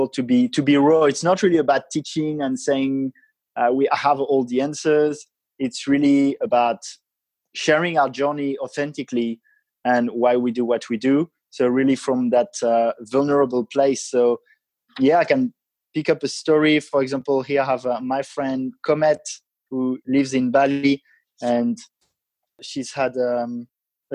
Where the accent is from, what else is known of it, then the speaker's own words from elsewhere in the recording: France; I come from France and I've had quite a traditional upbringing, education